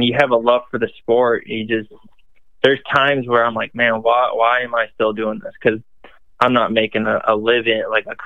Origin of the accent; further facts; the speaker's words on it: Western New York, United States; now in South Carolina, United States; I'm originally from Western New York.